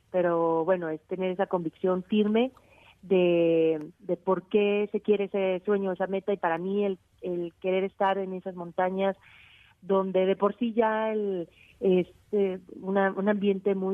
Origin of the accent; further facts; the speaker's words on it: Aguascalientes, Mexico; yo soy de Aguascalientes donde no hay montañas